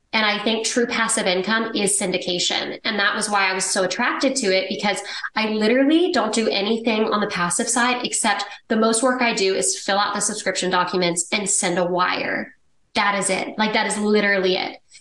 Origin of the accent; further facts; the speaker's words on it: Dallas, Texas, United States; I grew up in Dallas, Texas. It's where I live now